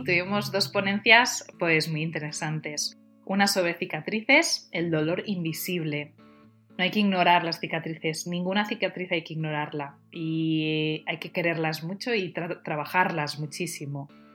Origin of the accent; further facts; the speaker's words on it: Tordera, Catalonia, Spain; yo soy de Tordera, de un pueblo al lado